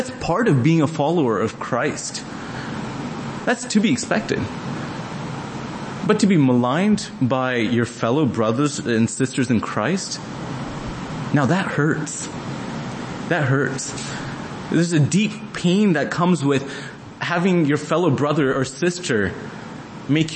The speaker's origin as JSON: {"language": "English", "town": "Dallas", "region": "Texas", "country": "United States", "said": "Me being from Dallas, grew up to be a Dallas Cowboys fan."}